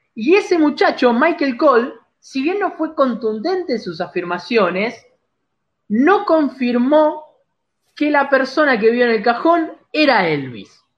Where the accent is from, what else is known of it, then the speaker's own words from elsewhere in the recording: Argentina; somos argentinos orgullosos